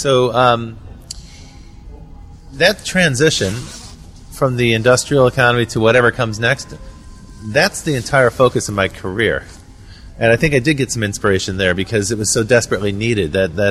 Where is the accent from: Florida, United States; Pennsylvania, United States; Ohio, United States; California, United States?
Ohio, United States; Cleveland; moved away; also born or lived in Berlin, Germany; I grew up in Cleveland, Ohio.